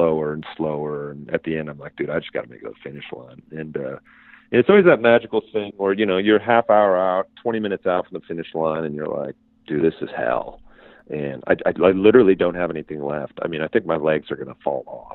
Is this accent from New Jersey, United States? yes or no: no; Illinois, United States; moved away; I was born in Illinois, and I spent my, early years there